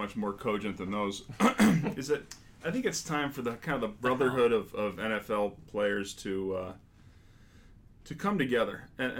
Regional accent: New York, United States; now in Boston, United States; I grew up in New York

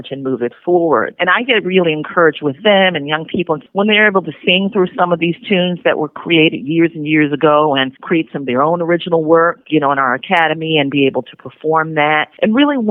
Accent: St. Louis, Missouri, United States; now in Kansas City, United States; I was born and raised in St. Louis

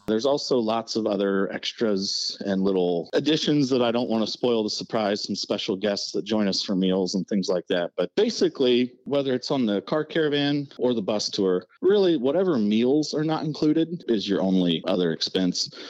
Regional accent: Indiana, United States; when I was a little kid growing up in Indiana.

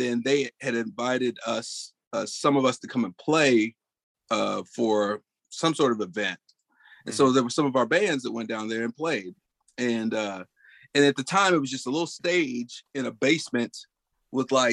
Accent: Olathe, Kansas, United States; I grew up in Olathe, Kansas

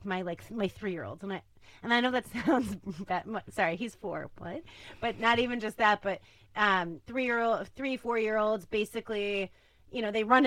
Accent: Chicago, Illinois, United States; I'm from Chicago

